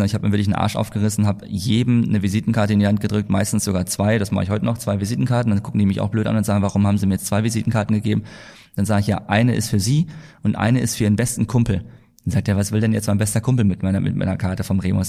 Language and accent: German; Altdorf, Bavaria, Germany; moved away as an adult; also born or lived in Hamm; now in Mallorca, Spain; dass wir in die Schule zurückgegangen sind, nach Nürnberg, wo ich herkomme, also bei Altdorf